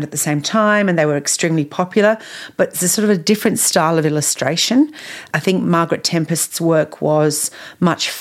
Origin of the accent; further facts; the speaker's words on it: England, United Kingdom; I grew up in England, and we had a beautiful wood at the back of our house